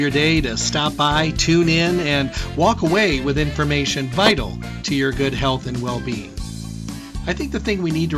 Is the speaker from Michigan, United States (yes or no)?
yes; Michigan, United States; moved away; I'm from Michigan originally